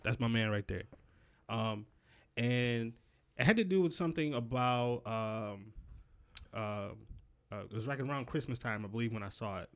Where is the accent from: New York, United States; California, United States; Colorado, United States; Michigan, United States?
New York, United States; Rochester; I grew up in Rochester. They didn't have any subways